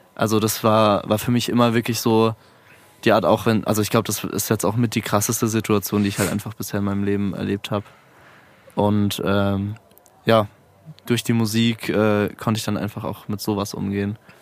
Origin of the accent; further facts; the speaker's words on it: Mannheim, Baden-Württemberg, Germany; moved away as an adult; now in Frankfurt, Germany; ich komme aus Mannheim eigentlich